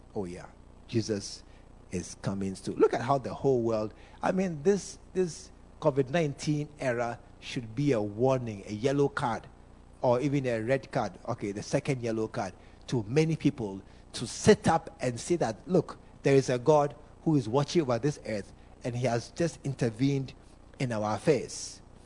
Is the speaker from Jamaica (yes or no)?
no; Ghana; I'm a Ghanaian. All Ghanaians, we know football.